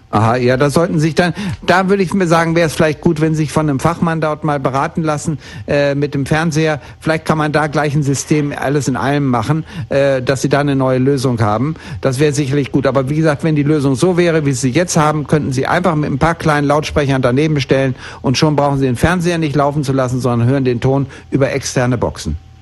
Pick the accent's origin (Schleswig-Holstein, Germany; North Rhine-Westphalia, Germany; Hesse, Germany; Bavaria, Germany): North Rhine-Westphalia, Germany; Bielefeld; moved away; ich bin in Bielefeld geboren und bin dort aufgewachsen